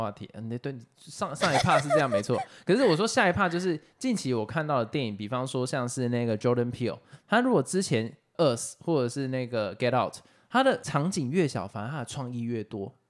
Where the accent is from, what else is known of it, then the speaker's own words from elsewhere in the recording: Taiwan; 可是身为台湾人，我看得很爽。我觉得很多的部分是因为身为台湾人，我们看得很开心。